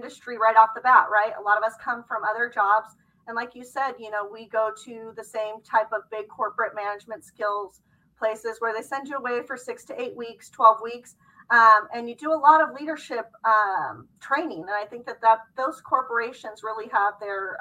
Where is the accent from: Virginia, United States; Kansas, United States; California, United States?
California, United States; Bay Area; I was born and raised in the Bay Area here in California